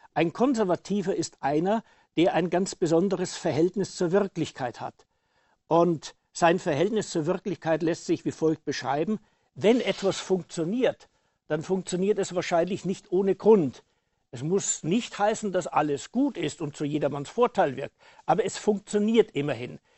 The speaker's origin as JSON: {"language": "German", "town": "Passau", "region": "Bavaria", "country": "Germany", "tie": "born or raised there", "also_born_or_lived": "Saxony", "moved": "yes", "said": "ich als gebürtige Bayer"}